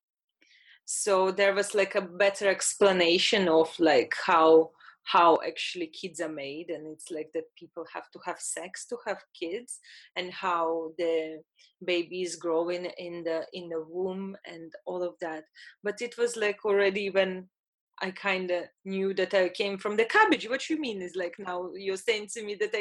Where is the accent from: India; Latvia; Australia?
Latvia; I'm Russian, born in Latvia.